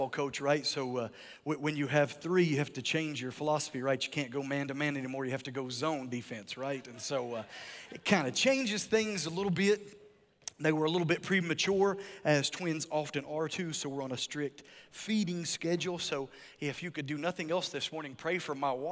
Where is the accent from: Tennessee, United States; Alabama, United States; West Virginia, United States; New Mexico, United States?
West Virginia, United States; moved away; I'm from West Virginia. This is my home state